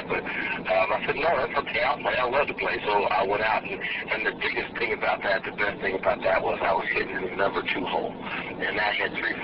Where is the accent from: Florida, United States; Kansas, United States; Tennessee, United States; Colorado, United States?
Kansas, United States; Lawrence; also born or lived in Paris, France; I came home and I'm from Lawrence, Kansas